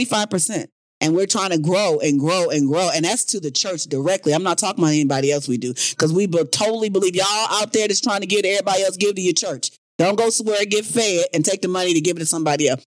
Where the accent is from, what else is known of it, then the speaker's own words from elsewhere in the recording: South Bend, Indiana, United States; moved away; I'm from Indiana, guys. All my family lives in Indiana.